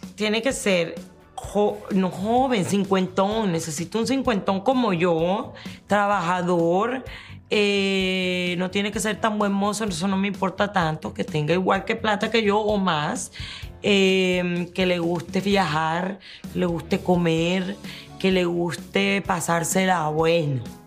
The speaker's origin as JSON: {"language": "Spanish", "country": "Colombia", "also_born_or_lived": "Miami", "moved": "yes", "said": "yo soy colombiana, yo viví esa época"}